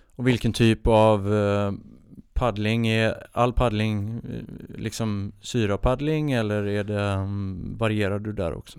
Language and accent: Swedish; Oskarshamn, Kalmar County, Sweden; på båtklubben hemma där jag är uppvuxen i Oskarshamn